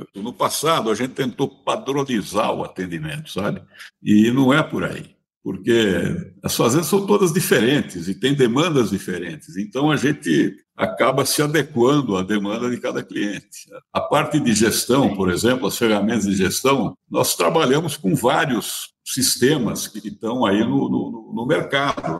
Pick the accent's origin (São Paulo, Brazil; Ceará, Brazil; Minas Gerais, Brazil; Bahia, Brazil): São Paulo, Brazil; eu sou paulistano, né? Nascido na Bela Vista, vida e criado